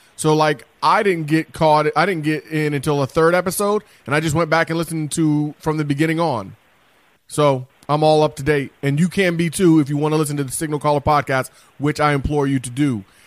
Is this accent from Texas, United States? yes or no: no; Parkersburg, West Virginia, United States; like most people who grew up in West Virginia. I'm from Parkersburg.